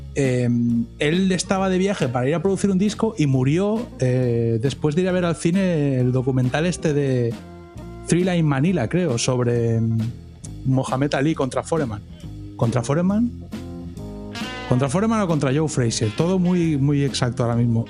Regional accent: Spain; somos españoles

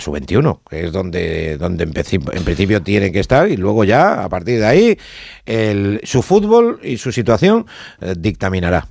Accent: Spain; yo soy español y porque me siento español

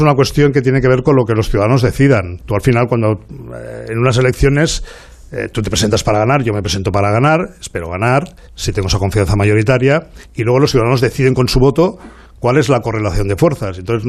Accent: Barcelona, Catalonia, Spain; los catalanes y los barceloneses tenemos muchos lados de amistad

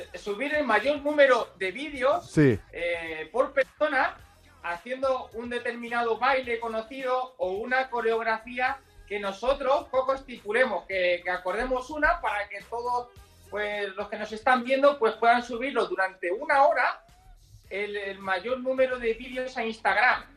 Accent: Cabañas de la Sagra, Castilla-La Mancha, Spain; Soy de un pueblecito que se llama Cabañas de la Sagra en Toledo, 1700 habitantes

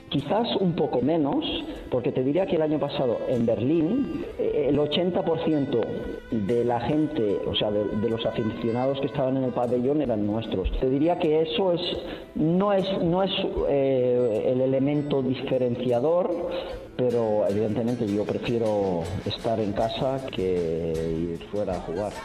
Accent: Badalona, Catalonia, Spain; moved away as an adult; now in Istanbul, Turkey; yo soy de Badalona

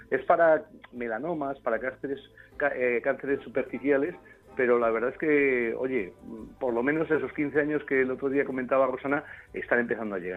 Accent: Spain; no por aquello de decir que bien, qué buenos somos españoles

